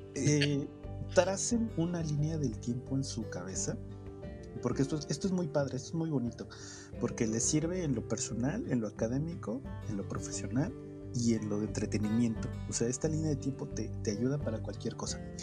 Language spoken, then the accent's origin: Spanish; Mexico; como mexicano de, los suburbios, de, los lugares de del Oriente